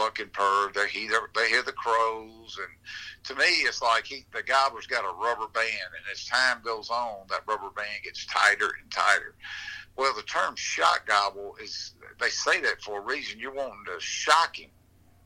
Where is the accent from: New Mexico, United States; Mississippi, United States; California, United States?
Mississippi, United States; Natchez; I'm from Natchez, Mississippi